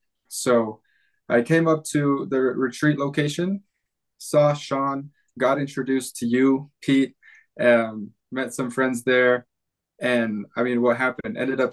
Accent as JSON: {"language": "English", "region": "Sulawesi", "country": "Indonesia", "tie": "born or raised there", "said": "I was born and raised in Indonesia, went to school mostly at international schools did some homeschool there, but on the island of Sulawesi."}